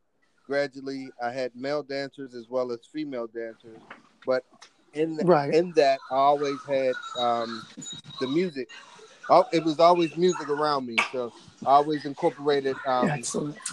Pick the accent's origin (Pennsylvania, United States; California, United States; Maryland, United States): Pennsylvania, United States; Pittsburgh; I am from Pittsburgh, PA